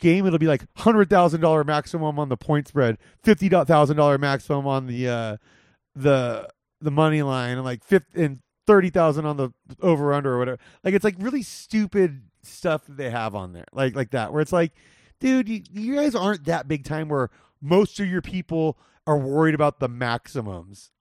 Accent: Whittier, California, United States; La Mirada High School, which is close to where I grew up in Whittier

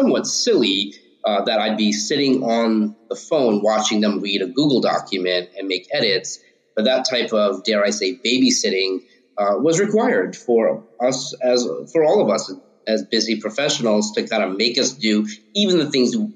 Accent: Long Island, suburbs of New York City, United States; also born or lived in Harlem, New York City; I grew up in the suburbs of New York City, Long Island

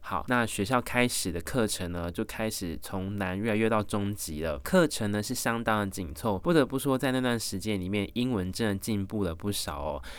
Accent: Taiwan; I'm from a Taiwan and lovely country

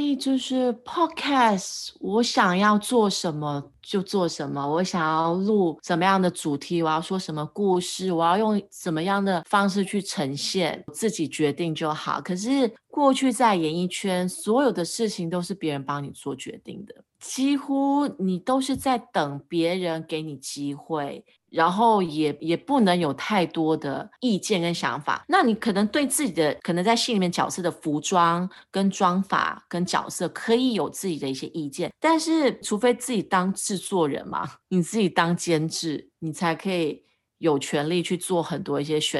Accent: Singapore; 是在我觉得在新加坡长大的小孩确实还蛮压抑的，因为我们从小就被教育不能这个不能那个啊，要守法守规矩。

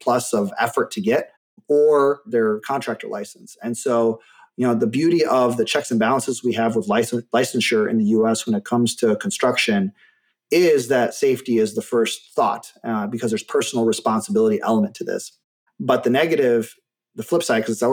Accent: Michigan, United States; moved away as an adult; also born or lived in Germany; now in Phoenix, United States; where I grew up in Michigan

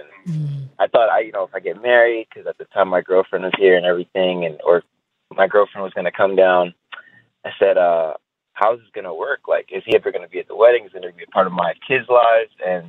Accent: New York City, New York, United States; now in Tampa, United States; I grew up in New York City. My dad is a Muslim from West Africa, from Senegal. And my mother, she has since passed, but the last 9 years of her life, she was a Christian, she was a disciple.

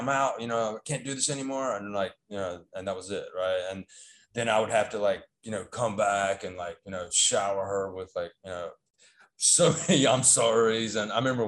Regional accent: North Carolina, United States; accent: Southern; moved away as an adult; now in Taiwan; I was born in America. I'm from North Carolina. I don't know if you can pick up on my Southern accent. I was born there.

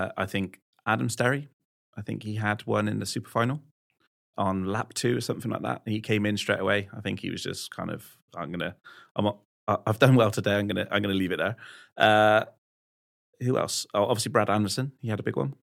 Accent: West Country, South West England, United Kingdom; I'm from the West Country

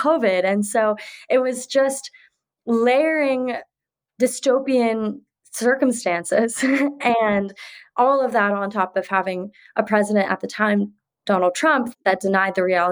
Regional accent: Bay Area, California, United States; I am born and raised in the Bay Area

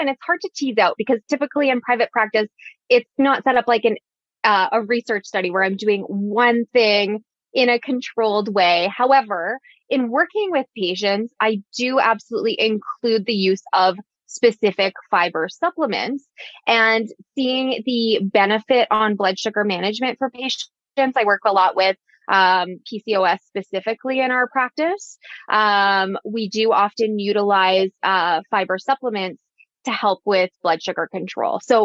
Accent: Alberta, Canada; I'm from Alberta

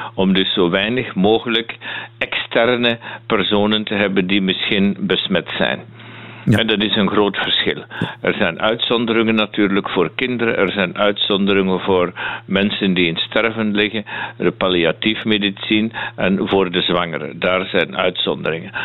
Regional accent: Flanders, Belgium; now in Münster, Germany; ik ben Vlaming

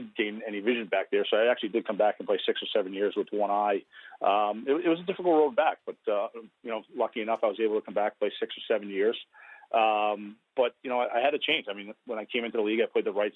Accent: Woonsocket, Rhode Island, United States; I grew up in Woonsocket, Rhode Island

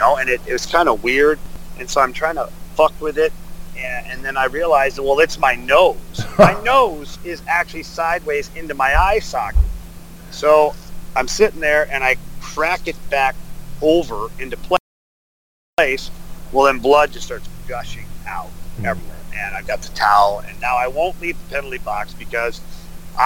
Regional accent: Ottawa, Ontario, Canada; I grew up in Ottawa, like 2 hours away

